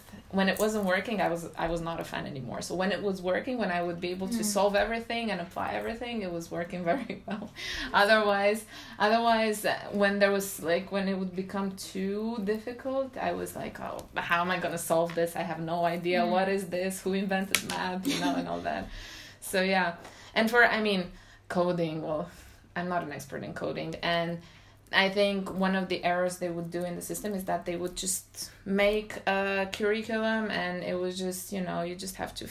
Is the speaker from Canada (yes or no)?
no; Romania; English is a second language; moved away as an adult; now in France; back home in Romania, because I'm from Romania